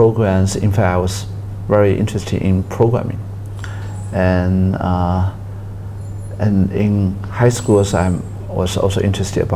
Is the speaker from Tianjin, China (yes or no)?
no; Fujian, China; moved away as an adult; also born or lived in Beijing; I was born in Fujian province, China, in the south part of mainland China. And then I spent my elementary school, junior high school and senior high school there